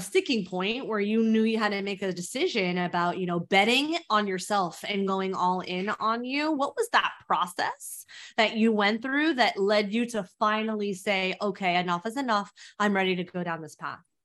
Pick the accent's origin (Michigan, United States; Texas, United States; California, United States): California, United States; Mountain View; now in New York, United States; I'm from Mountain View